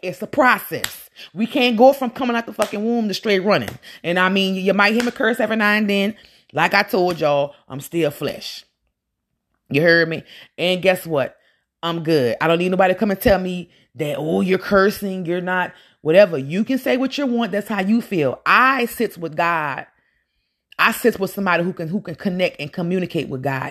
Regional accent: Louisiana, United States; I'm from Louisiana

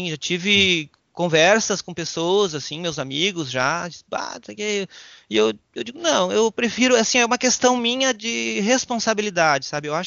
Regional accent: Passo Fundo, Rio Grande do Sul, Brazil; Eu sou natural de Passo Fundo, meus familiares são de lá

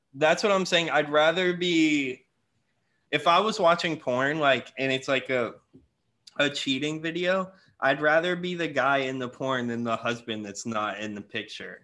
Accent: Florida, United States; I'm from Florida

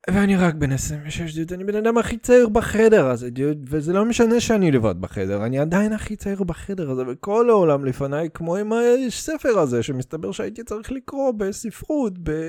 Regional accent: Russia; אתה יודע, אני רוסי, אז אנחנו חוגגים חג מולד

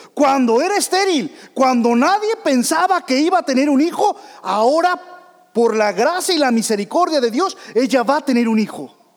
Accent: Saltillo, Coahuila, Mexico; yo soy de Saltillo, Coahuila

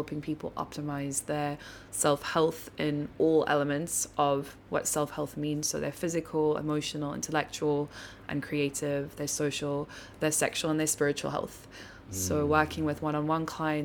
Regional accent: Cape Town, Western Cape, South Africa; also born or lived in London; I grew up here in South Africa

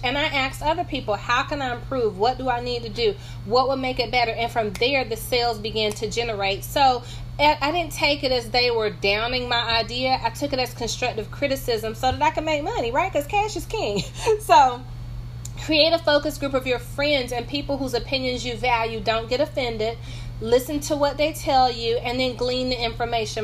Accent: North Carolina, United States; I'm from North Carolina, in case you hear my accent.

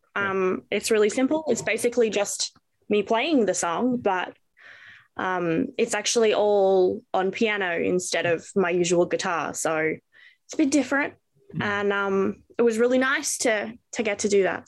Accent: Melbourne, Victoria, Australia; I am from Melbourne, Australia.

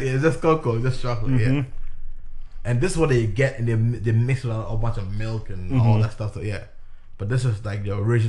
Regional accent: Ghana; first language English; moved away as an adult; also born or lived in Canada; now in United States; I told her I was a Ghanaian

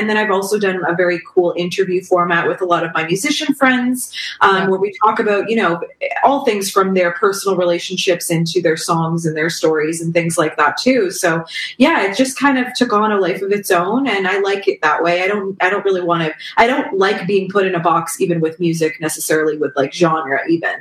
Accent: Toronto, Ontario, Canada; I'm from the Toronto area in Ontario, Canada

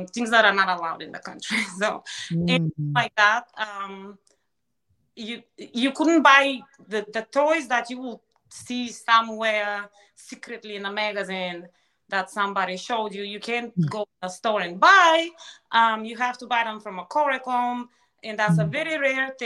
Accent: Ruse, Ruse Province, Bulgaria; moved away as an adult; now in Delaware, United States; as a child, growing up in Bulgaria

